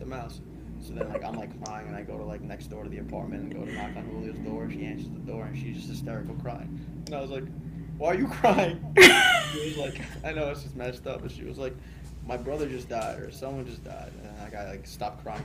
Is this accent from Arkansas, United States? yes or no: no; Rockville Centre, New York, United States; also born or lived in Oceanside, New York; I was born and raised in Oceanside, New York. Well, technically Rockville Center in our apartment building